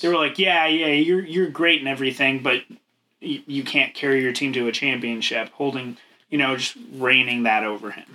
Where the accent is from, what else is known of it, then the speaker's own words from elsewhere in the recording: United States; we're uneducated swine from America